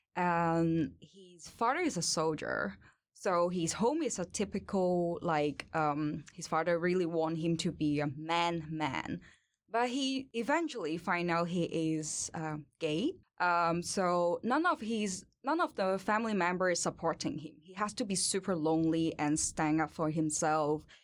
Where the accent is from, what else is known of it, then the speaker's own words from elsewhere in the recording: Hong Kong; English is a second language; moved away as an adult; now in Sweden; I born and raised in Hong Kong, and I come to Sweden in twenty eighteen